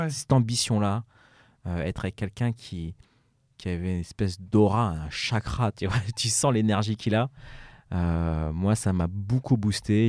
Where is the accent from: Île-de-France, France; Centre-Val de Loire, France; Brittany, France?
Île-de-France, France; Évry; moved away; also born or lived in Paris / United States; Je viens du quartier d'Evry, d'Evry, des Pyramides